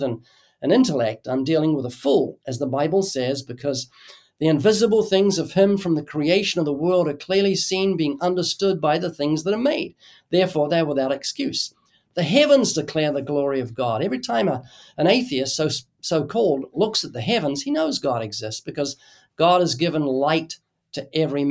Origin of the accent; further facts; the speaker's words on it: New Zealand; moved away as an adult; now in United States; I come from New Zealand. And when I was a kid in New Zealand